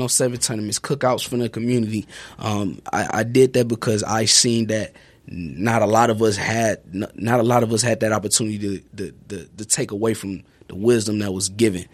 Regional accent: Houston, Texas, United States; now in Sheboygan, United States; my community that I grew up

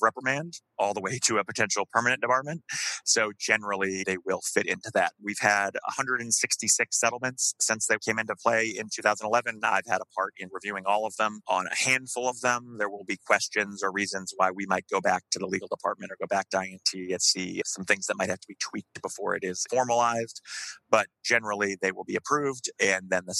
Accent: United States; as an American lawyer

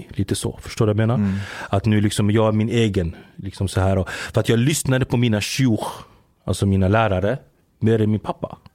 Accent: Giza, Giza Governorate, Egypt; born there; Jag är född i, eh, i Giza. Där är jag född. Men min familj är från Mansoura.

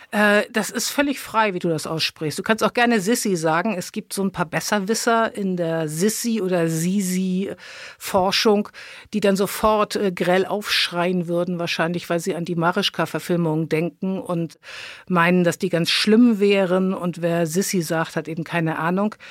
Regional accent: Hamburg, Germany; now in Brandenburg, Germany; Ich bin Hamburgerin in Brandenburg mit Heimweh

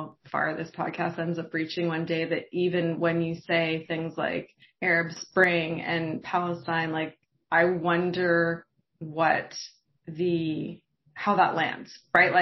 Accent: Canada; growing up here as a Canadian kid

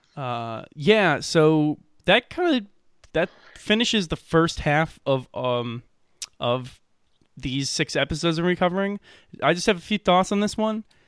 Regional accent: Middle America, Midwest, United States; accent: middle American; I'm distinctly middle American in my pr-, pronunciation of it

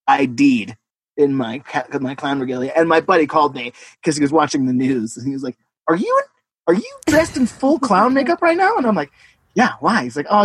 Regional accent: Bellingham, Washington, United States; oh, I'm from Bellingham.

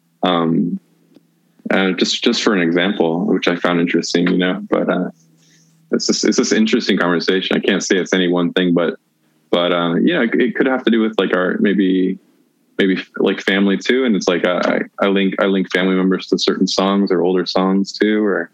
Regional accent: United States; I grew up in the United States

